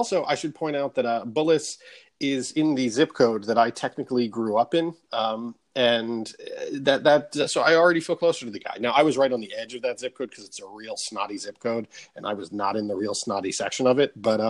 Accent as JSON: {"language": "English", "region": "Michigan", "country": "United States", "tie": "born or raised there", "said": "even though I grew up in Michigan, I was always secretly a Seattle fan"}